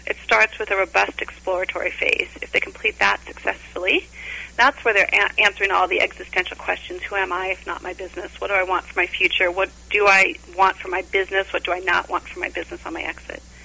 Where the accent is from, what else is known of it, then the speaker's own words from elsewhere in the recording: Orange County, California, United States; I was born and raised in Orange County, California